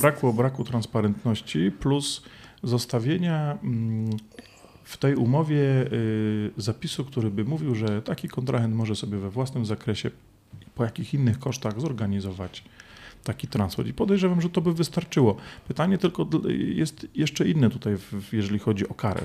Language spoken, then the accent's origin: Polish; Poland; ja z Polski